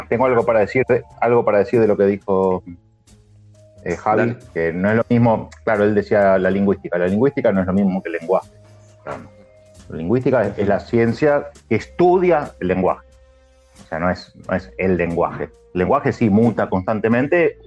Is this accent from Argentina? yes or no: yes; Argentina; nosotros acá somos argentinos